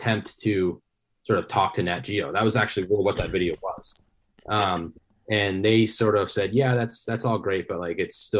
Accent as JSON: {"language": "English", "region": "Maine", "country": "United States", "tie": "born or raised there", "said": "I grew up here in Maine."}